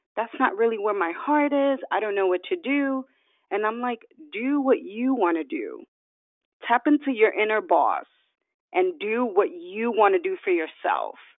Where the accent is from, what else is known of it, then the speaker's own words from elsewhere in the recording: New York City, New York, United States; also born or lived in Dominican Republic; I was born in Dominican Republic and raised in New York City